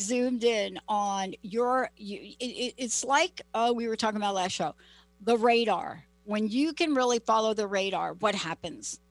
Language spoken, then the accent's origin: English; New York City, New York, United States; now in Seattle, United States; growing up in the Bronx and living in the projects